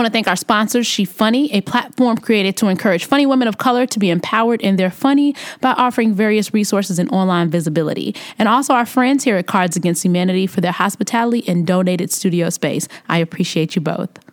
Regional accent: Chicago, Illinois, United States; I'm from Chicago

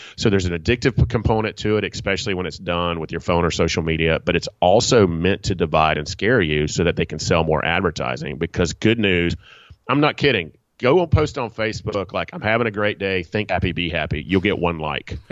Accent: Atlanta, Georgia, United States; I'm from Atlanta, Georgia, in Southeast United

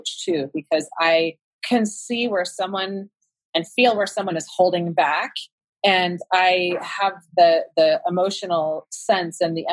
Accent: Sacramento, California, United States; I was from Sacramento, and so I was in the Bay Area all the time

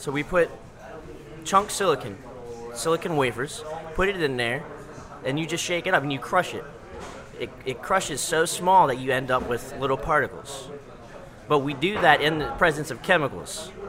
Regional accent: Harvey, Louisiana, United States; I'm from here, so I grew up in the West Bank.

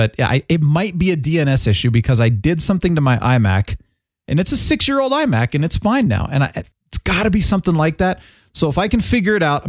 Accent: Phoenix, Arizona, United States; now in Colorado, United States; growing up in Phoenix

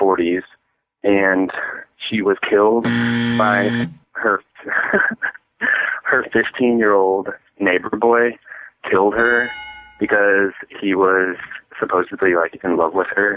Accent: St. Louis, Missouri, United States; we're from St. Louis

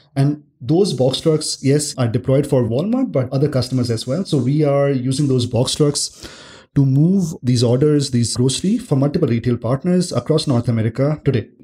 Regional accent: Delhi, India; I grew up in Delhi, India

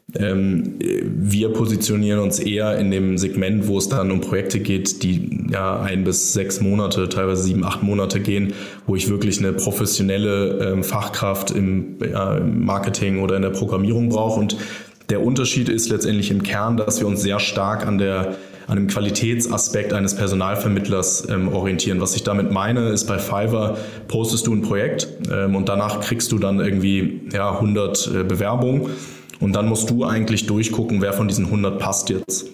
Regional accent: Germany; als Europäer oder als Deutscher

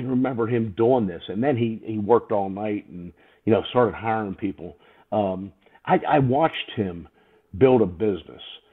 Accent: Winston-Salem, North Carolina, United States; now in Pittsburgh, United States; growing up in Winston-Salem, North Carolina, my dad left Pittsburgh.

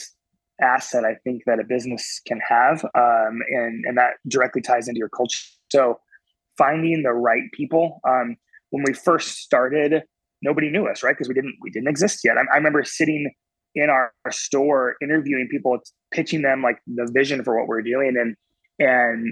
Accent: Oregon, United States; now in Carolinas, United States; I grew up in Oregon on the West Coast

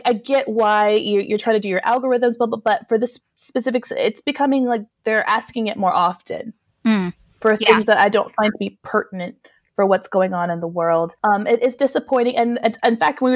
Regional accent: New Mexico, United States; we're both from New Mexico.

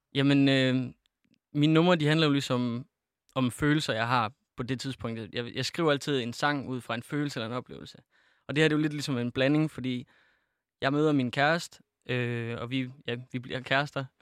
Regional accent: Feldballe, Central Denmark Region, Denmark; der er ikke nogen, der kender den lille by, jeg kommer fra, der hedder Fældballe

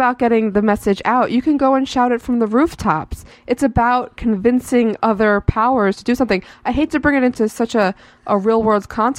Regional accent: United States

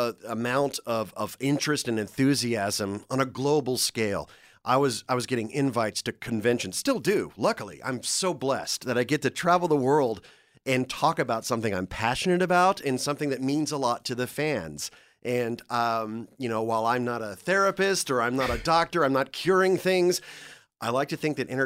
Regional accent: Dallas, Texas, United States; I was living in Dallas. Yeah, okay. Yeah. I grew up in Dallas.

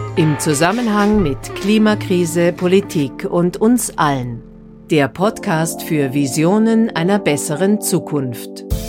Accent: Afghanistan; German is a second language; now in Germany; es ist mein Land

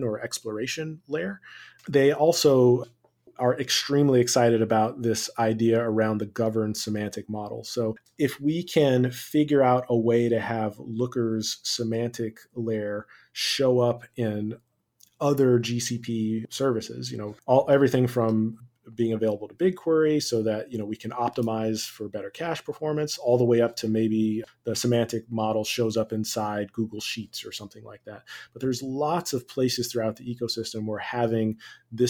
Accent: East Coast, United States; moved away as an adult; now in West Coast, United States; growing up on the East Coast

